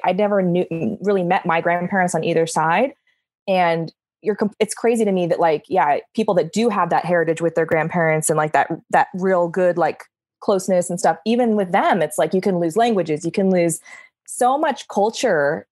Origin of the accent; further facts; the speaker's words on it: California, United States; I'm very Californian in that way